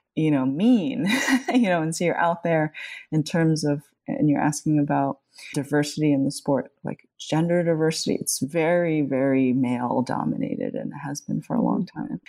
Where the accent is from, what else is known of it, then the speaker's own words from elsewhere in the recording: Jones Beach, Long Island, New York, United States; we grew up at Jones Beach, you know, here on Long Island